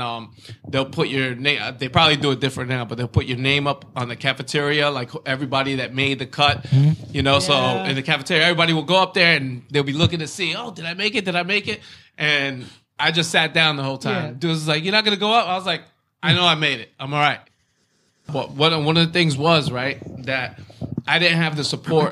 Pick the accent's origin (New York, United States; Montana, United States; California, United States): New York, United States; Brentwood; growing up in Brentwood